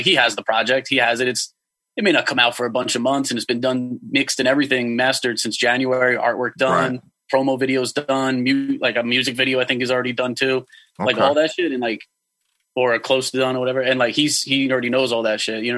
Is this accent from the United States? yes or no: yes; Long Island, New York, United States; I'm from Long Island.